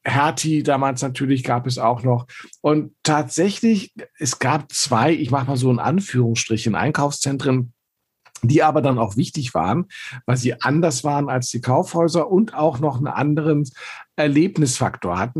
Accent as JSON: {"language": "German", "region": "Berlin", "country": "Germany", "tie": "born or raised there", "said": "ich bin in Eichkamp aufgewachsen"}